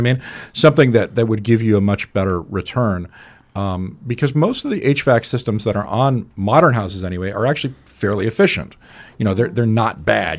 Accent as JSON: {"language": "English", "region": "Scotland", "country": "United Kingdom", "tie": "born or raised there", "moved": "yes", "said": "I was growing up in Scotland"}